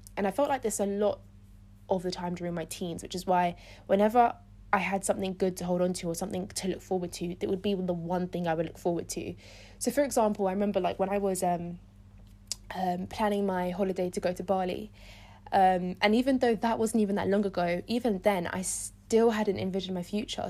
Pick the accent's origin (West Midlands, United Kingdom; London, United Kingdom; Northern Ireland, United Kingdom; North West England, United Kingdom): London, United Kingdom; I was born in London. I've grown up in London my whole life